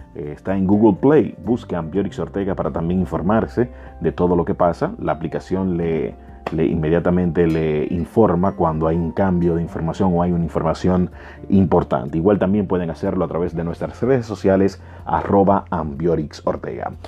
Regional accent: Dominican Republic; nosotros como dominicanos

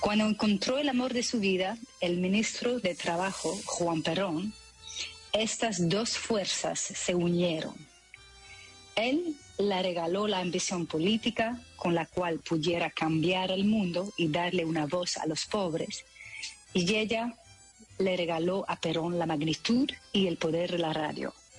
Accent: Belgium; first language French; Spanish is a second language; moved away as an adult; now in Netherlands; el francés, claro, porque crecí en Bélgica

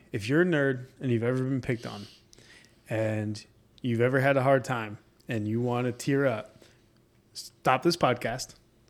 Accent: New York, United States; Are from New York.

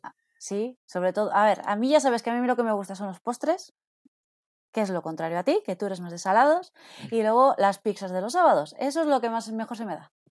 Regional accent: Villamuriel de Cerrato, Castile and León, Spain; soy de un pueblo que está a 7 kilómetros de Palencia, se llama Villamuria de Cerrato

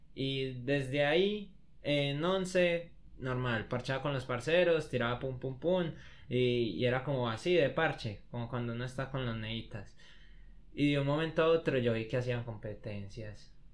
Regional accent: Copacabana, Antioquia, Colombia; yo soy de Copa

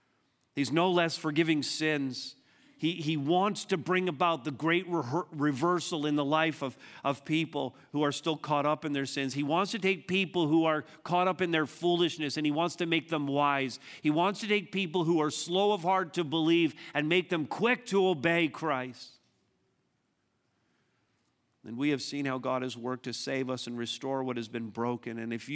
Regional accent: Montreal, Quebec, Canada; also born or lived in Southern Ontario; We moved from Montreal to Southern Ontario, and we went through a massive crisis in many different ways.

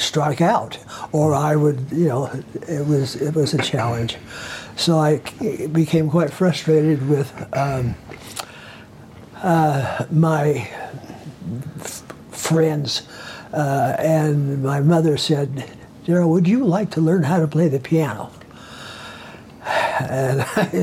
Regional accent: Ogden, Utah, United States; We grew up in Ogden

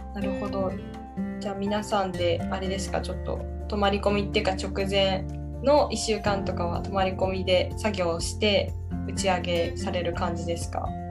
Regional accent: Takasaki, Gunma, Japan; 私の地元のである群馬県

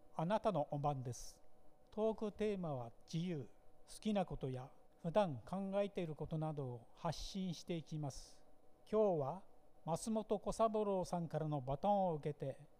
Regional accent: Nikaho, Akita, Japan; also born or lived in Ichikawa, Chiba; 生まれも育ちも鈴

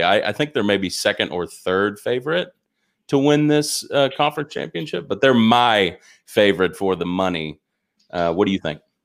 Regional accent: Arkansas, United States; I am from Arkansas

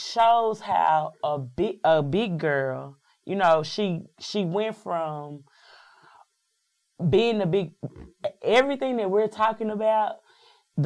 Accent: Dallas, Texas, United States; moved away as an adult; also born or lived in New York / Atlanta / Missouri; I'm born and bred in Dallas, Texas, but I've lived in New York, I've lived in Atlanta, and I've lived in Missouri

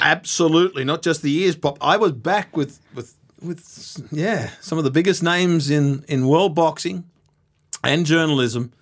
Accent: Australia; being an Australian at the M G M

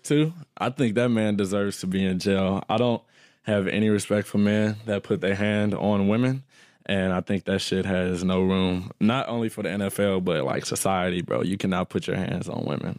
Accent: St. Louis, Missouri, United States; We're from Saint Louis, Missouri.

